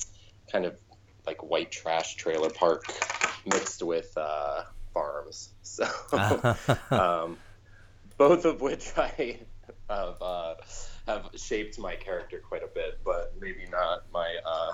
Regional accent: Ohio, United States; moved away as an adult; also born or lived in Cleveland, Ohio; now in Chicago, United States; I've been in Chicago for about 10 years now, but I am originally from a very small town in Ohio. I refer to it as Buttfuck Ohio

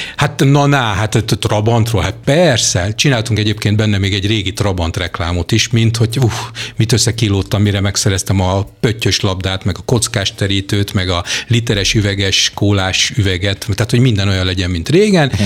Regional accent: Hungary; mint magyar paraszgyerek

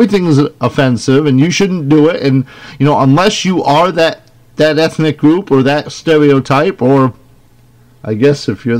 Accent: Scotland, United Kingdom; now in United States; Except me, I'm a Scotsman, and I will not give up my sovereignty.

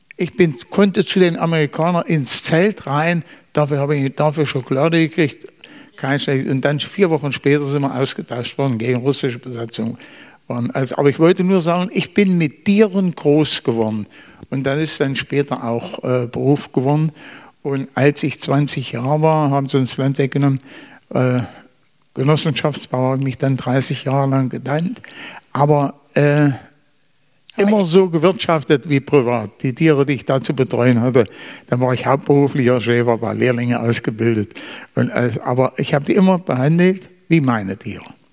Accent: Eichsfeld, Thuringia, Germany; moved away as an adult; ich komme aus dem Eichsfeld. Das ist ein Teil von Thüringen

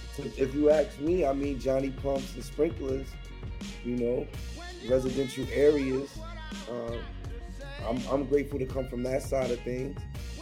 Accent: Queens, New York, United States; Yeah, man. Yeah, I'm from the bush. Definitely. Southside, it was an amazing experience.

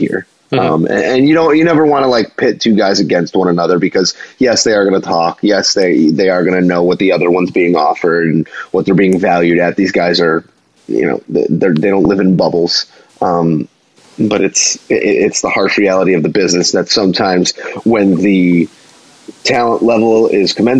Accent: Chicago, Illinois, United States; being a Chicagoan

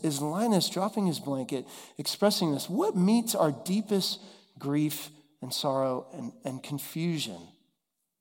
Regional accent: Dallas, Texas, United States; now in Nashville, United States; we grew up together in Dallas

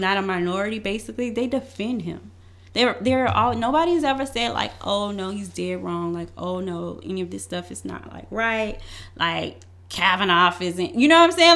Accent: Louisiana, United States; moved away; I am from Louisiana

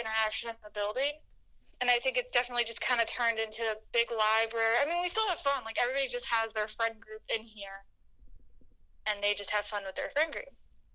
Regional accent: Haymarket, Virginia, United States; moved away as an adult; now in Milwaukee, United States; I'm not from Illinois or Wisconsin. I'm from Virginia, so kind of a distance

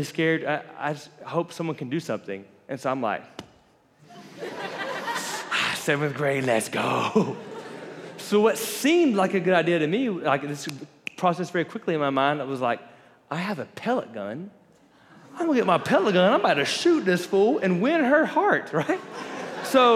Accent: Florida, United States; I grew up in Florida

